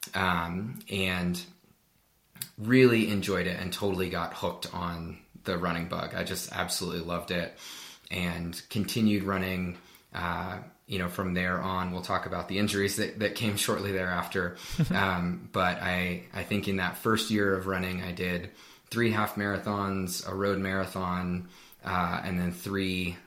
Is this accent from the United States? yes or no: yes; Pittsburgh, Pennsylvania, United States; now in Colorado Springs, United States; I grew up in Pittsburgh, Pennsylvania in the U.S., and I currently live in Colorado Springs, Colorado